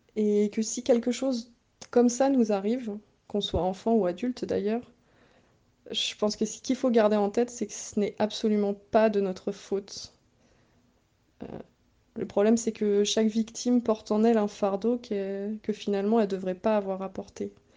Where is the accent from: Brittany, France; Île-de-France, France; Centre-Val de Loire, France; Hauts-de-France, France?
Centre-Val de Loire, France; Bretoncelles; also born or lived in Nogent-le-Rotrou; je suis née à Nogent et j'ai grandi à Bretoncelle jusqu'à mon entrée au lycée où j'ai déménagé euh, à Nogent-le-Rotrou